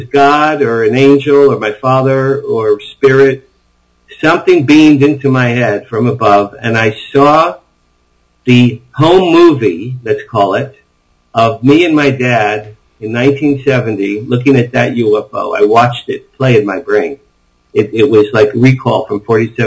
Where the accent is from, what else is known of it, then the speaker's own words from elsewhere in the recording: West Deal, New Jersey, United States; now in Beverly Hills, United States; I grew up just outside of Asbury Park, New Jersey, the Jersey Shore